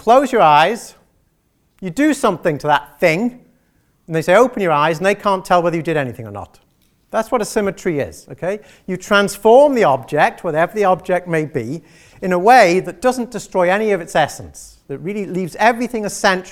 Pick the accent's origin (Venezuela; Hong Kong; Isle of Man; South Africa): Isle of Man; I'm from that one in the middle, right? The Isle of Man